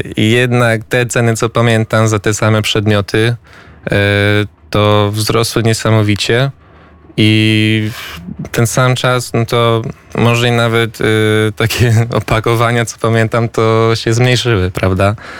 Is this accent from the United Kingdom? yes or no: no; United States; also born or lived in Kraków, Poland; wychowałem się w Stanach, tam byłem w szkole